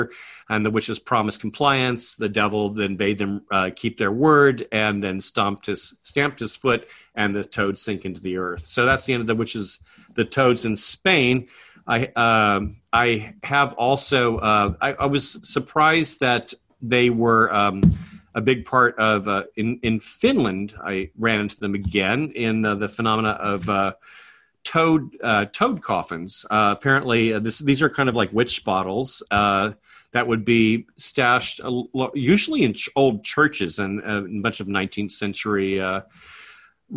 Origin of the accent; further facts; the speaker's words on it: United States; As an American